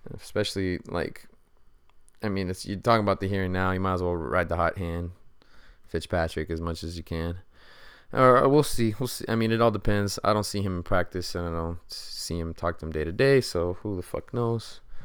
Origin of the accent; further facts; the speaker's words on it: United States; 'Cause I'm American.